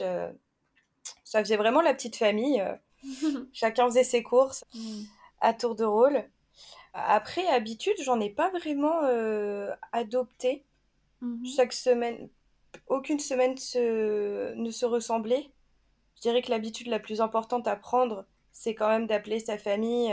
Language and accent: French; France; chez nous en France